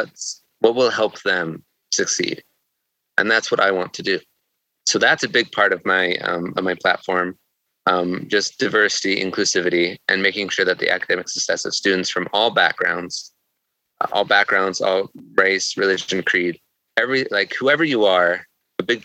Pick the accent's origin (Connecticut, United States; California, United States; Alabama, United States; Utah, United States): Utah, United States; Salt Lake City; also born or lived in Rexburg, Idaho; I grew up in Salt Lake City